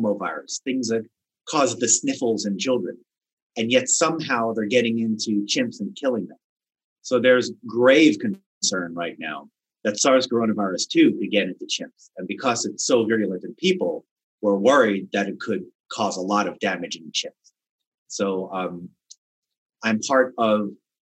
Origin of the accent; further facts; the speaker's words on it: Wisconsin, United States; my home state of Wisconsin